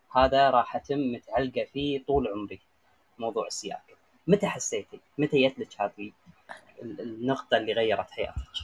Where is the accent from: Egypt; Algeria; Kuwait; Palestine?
Kuwait; عندنا بالكويت